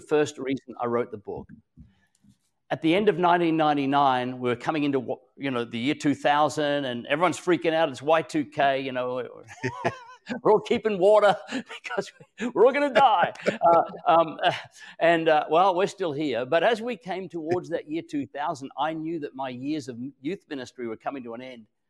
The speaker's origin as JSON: {"language": "English", "country": "Australia", "also_born_or_lived": "Queensland, Australia", "said": "I'm an Australian."}